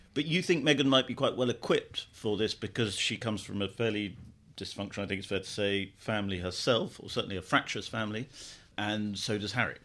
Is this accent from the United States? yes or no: no; United Kingdom